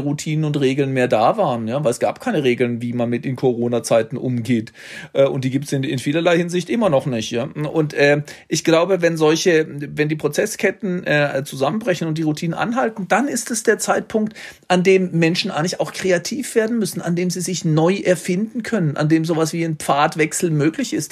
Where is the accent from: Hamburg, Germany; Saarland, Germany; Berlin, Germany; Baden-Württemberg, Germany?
Baden-Württemberg, Germany; in Baden-Württemberg, wo ich herkomme